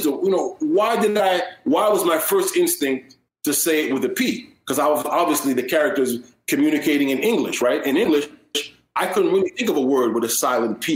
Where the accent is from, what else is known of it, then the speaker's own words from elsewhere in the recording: Montreal, Quebec, Canada; also born or lived in Haiti (family origin); my family's from Haiti, but I was born in Montreal, raised in Montreal